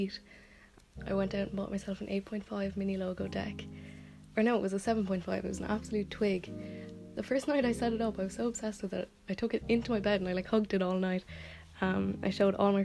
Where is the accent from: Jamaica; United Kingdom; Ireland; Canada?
Ireland; Limerick, Munster; I'm from Limerick